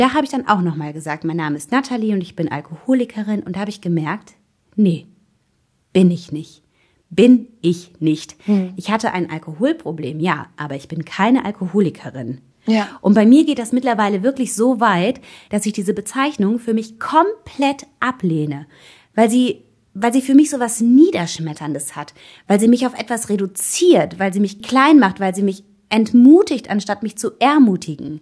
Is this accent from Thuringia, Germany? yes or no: no; North Rhine-Westphalia, Germany; now in Bavaria, Germany; Ich komme ja aus Nordrhein-Westfalen, lebe mittlerweile in Bayern